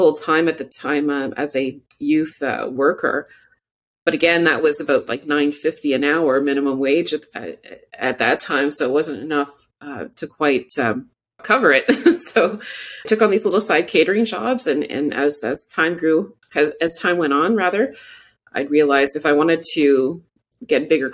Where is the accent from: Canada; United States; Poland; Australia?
Canada; Moose Factory, Ontario; also born or lived in Cochrane, Ontario; Northern Ontario, deep Northern Ontario woods, James Bay Coast. I was born in Moose Factory, Ontario